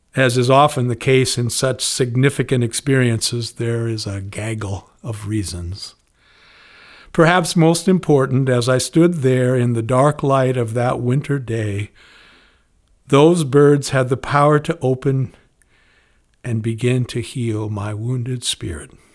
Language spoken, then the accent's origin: English; Spokane, Washington, United States; Growing up in Spokane in the nineteen fifties, I'd learned to hunt, to wave the flag, and to pray